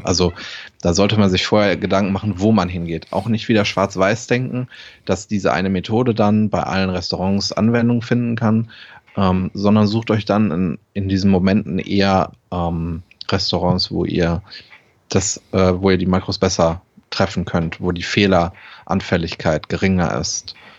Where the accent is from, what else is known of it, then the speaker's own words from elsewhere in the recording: Germany; als Deutscher